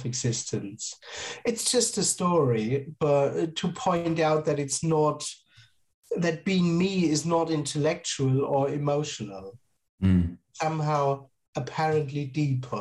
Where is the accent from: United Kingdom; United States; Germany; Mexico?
Germany; I'm based in Germany and I am from Germany